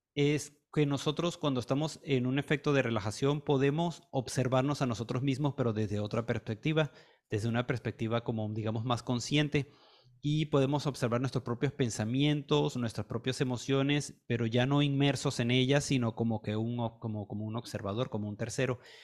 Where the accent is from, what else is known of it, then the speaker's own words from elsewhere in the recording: Caracas, Capital District, Venezuela; yo soy de Venezuela, nací en Caracas